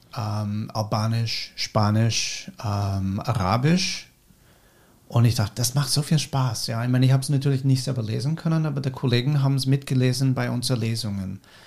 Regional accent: United States; German is a second language; moved away as an adult; now in Austria; in Amerika, wo ich herkomme

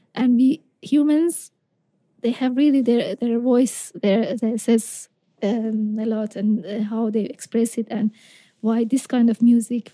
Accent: Isfahan, Iran; I'm from Isfahan, so it's 400 kilometers south to, mm-hmm. to Shiraz

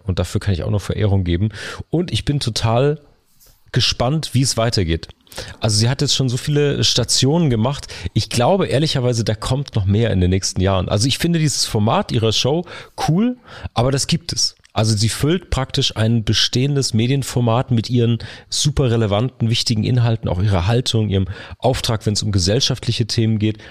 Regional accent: Karlsruhe, Baden-Württemberg, Germany; meiner Heimatstadt Karlsruhe

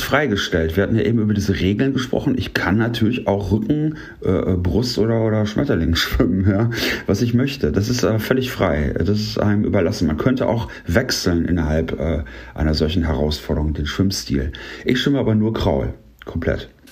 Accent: Paderborn, North Rhine-Westphalia, Germany; also born or lived in Ruhr area; Auch hier komme ich eigentlich aus dem Ruhrgebiet, aber bin hier aufgewachsen.

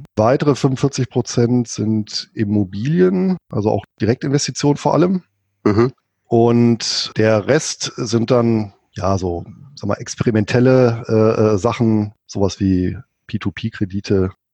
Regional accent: Bonn, North Rhine-Westphalia, Germany; also born or lived in Spain; now in Southern Lower Saxony, Germany; gebürtig bin ich Rheinländer, komme aus Bonn mit, wie gesagt, spanischen Wurzeln

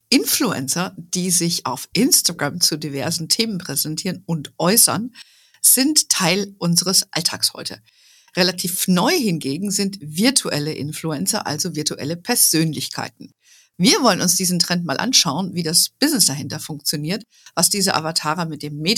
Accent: Germany; ich bin Deutsche, geborene Deutsche.

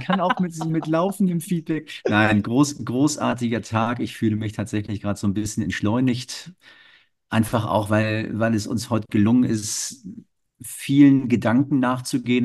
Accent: Hamburg, Germany; ich bin Norddeutscher

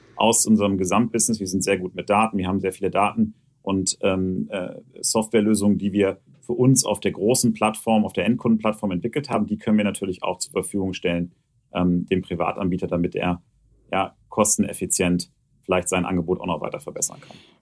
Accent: Hanover, Lower Saxony, Germany; ich komme ja gebürtig aus Hannover

